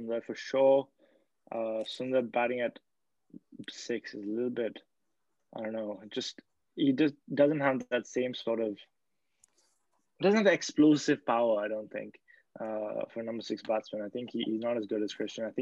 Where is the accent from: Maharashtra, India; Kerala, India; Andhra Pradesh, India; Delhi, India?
Delhi, India; We're both from Delhi.